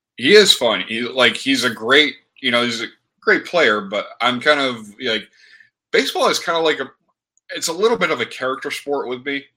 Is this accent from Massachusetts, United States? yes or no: no; Michigan, United States; I grew up in Michigan